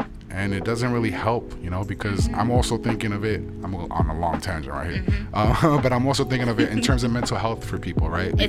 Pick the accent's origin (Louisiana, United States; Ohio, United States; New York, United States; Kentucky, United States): New York, United States; New York City; I'm from New York City